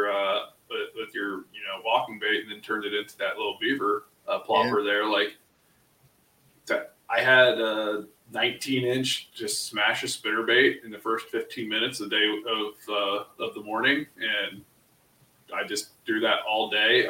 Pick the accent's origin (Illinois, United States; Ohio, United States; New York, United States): Ohio, United States; we're both from Ohio